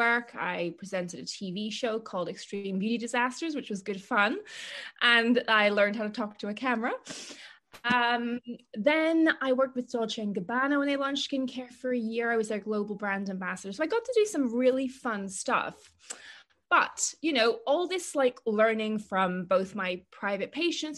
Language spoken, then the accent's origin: English; Northern Ireland, United Kingdom; moved away; also born or lived in Cambridge; I grew up in Northern Ireland